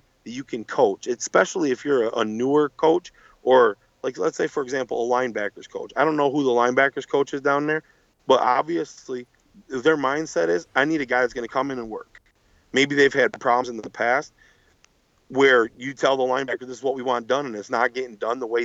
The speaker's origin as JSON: {"language": "English", "town": "Buffalo", "region": "New York", "country": "United States", "said": "I'm from Buffalo"}